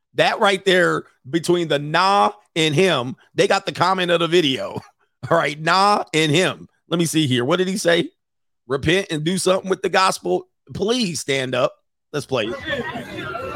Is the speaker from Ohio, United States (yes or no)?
no; California, United States; I'm from California.